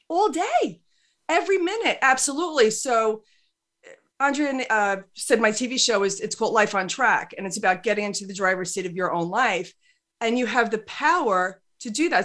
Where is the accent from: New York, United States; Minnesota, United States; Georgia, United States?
New York, United States; I'm 100% Irish. I'm not Italian, but I'm a New Yorker